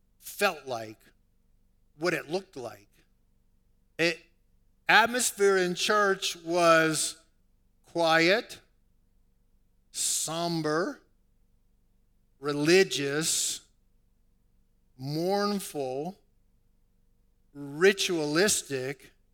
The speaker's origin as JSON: {"language": "English", "town": "New Orleans", "region": "Louisiana", "country": "United States", "tie": "born or raised there", "said": "I was raised in New Orleans, and if you're born in New Orleans, more than likely you're born into a Roman Catholic tradition."}